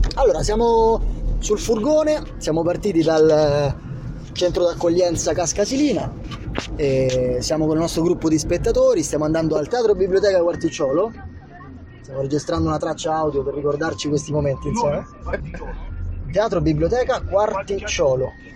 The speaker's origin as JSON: {"language": "Italian", "country": "Italy", "said": "Io, io vengo dall'Italia"}